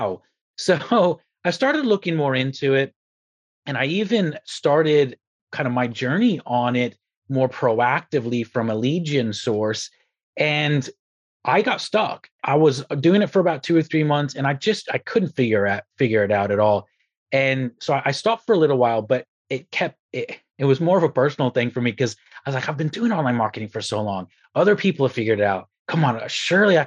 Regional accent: Texas, United States; also born or lived in Republic of Ireland; now in United Kingdom; I'm originally from Texas, by the way, moved to the Republic of Ireland, and then I'm here in the UK now.

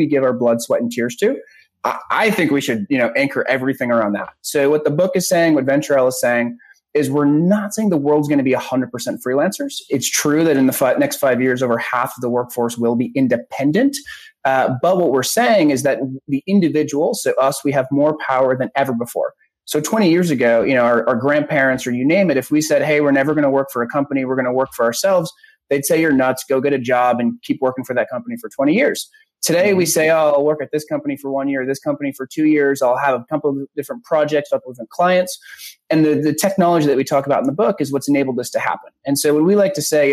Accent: Newburyport, Massachusetts, United States; I grew up in a small town called Newburyport

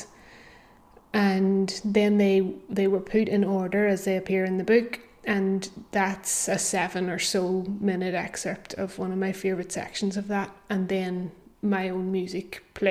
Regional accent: Belfast, Northern Ireland, United Kingdom; I grew up in Belfast

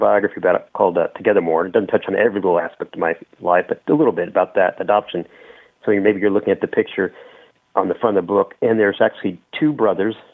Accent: Indianapolis, Indiana, United States; I was born in Indiana

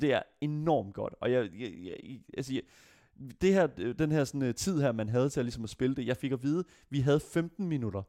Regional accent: Denmark

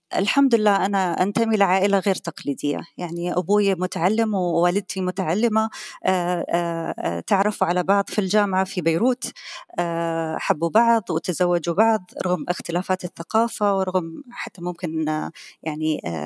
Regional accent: Qatar; أنا قطرية

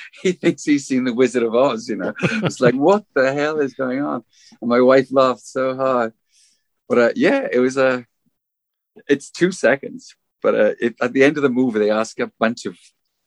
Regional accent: South Wales, United Kingdom; moved away; growing up in Wales and watching black and white TV with my mom

